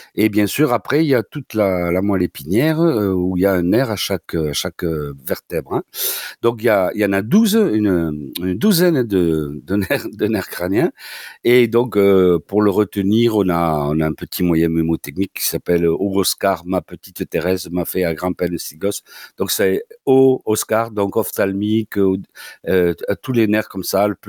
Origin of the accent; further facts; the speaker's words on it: Toulouse, Occitania, France; accent: Toulouse (southern French); comme mon accent l'indique, c'est une la, faculté de médecine de Toulouse.